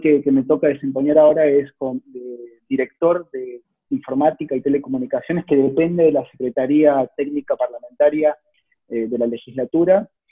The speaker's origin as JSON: {"language": "Spanish", "region": "Salta", "country": "Argentina", "tie": "born or raised there", "moved": "as an adult", "lives_now": "Córdoba, Argentina", "said": "yo soy originalmente de Salta, hace, si bien hace 12 años que vivo en Córdoba, nací allá en Salta"}